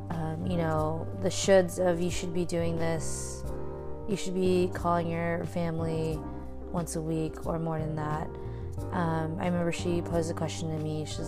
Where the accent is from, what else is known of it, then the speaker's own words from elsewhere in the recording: Philippines; is that disrespecting my culture